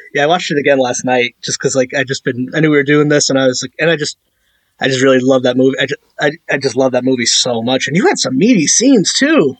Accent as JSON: {"language": "English", "town": "Meriden", "region": "Connecticut", "country": "United States", "tie": "born or raised there", "said": "I'm from Meriden, Connecticut."}